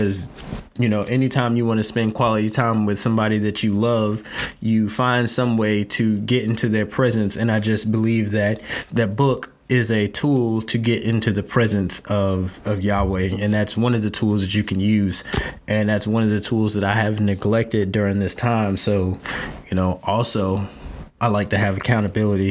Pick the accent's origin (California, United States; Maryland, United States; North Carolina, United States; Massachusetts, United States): North Carolina, United States; moved away; I'm from North Carolina